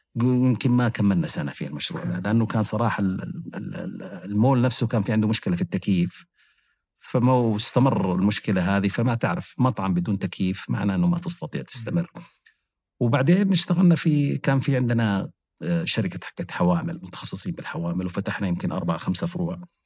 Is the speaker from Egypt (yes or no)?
no; Mecca, Makkah Province, Saudi Arabia; أنا كنت عايش في مكة مع والديني